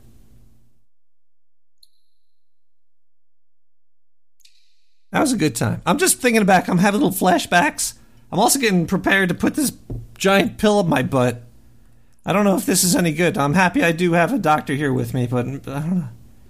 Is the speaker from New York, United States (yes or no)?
yes; Brooklyn, New York, United States; Whoa, I'm from Brooklyn, New York.